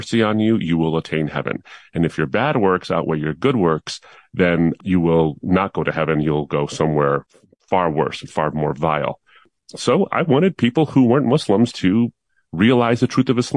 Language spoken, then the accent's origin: English; Detroit, Michigan, United States; also born or lived in Dearborn, Michigan; I was born in Detroit, actually, and we spent a lot of our years, my earliest years in Detroit. Then we moved out to the suburbs